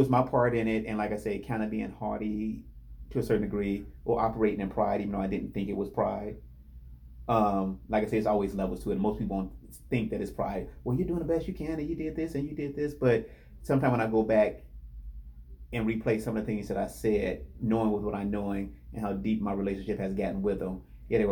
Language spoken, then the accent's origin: English; Indiana, United States; I'm from Indiana.